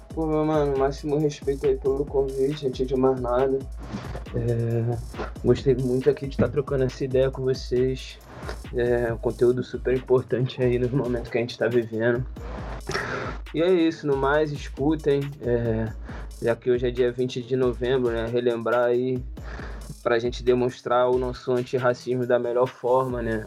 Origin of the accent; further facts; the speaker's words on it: Rio de Janeiro, Brazil; also born or lived in Niterói; eu sou criado de favela, nasci no Manguinho, desde meu nome morei no Manguinho